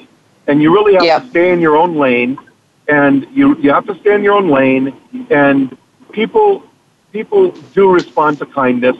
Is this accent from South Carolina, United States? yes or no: no; Hawaii, United States; I'm from Hawaii, and, you know, in Hawaii we have Ohana, which you probably, you know, I learned growing up